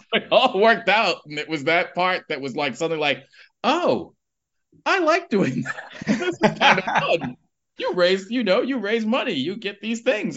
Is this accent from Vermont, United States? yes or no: no; New York City, New York, United States; moved away as an adult; now in Edinburgh, United Kingdom; I grew up in Harlem